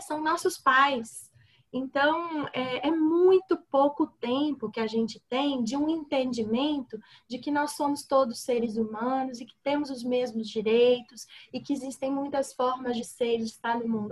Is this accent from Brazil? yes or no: yes; Minas Gerais, Brazil; Sou mineira